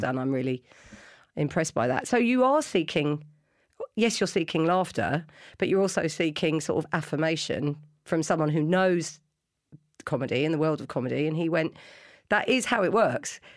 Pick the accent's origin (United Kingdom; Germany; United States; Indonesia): United Kingdom; London; I grew up in London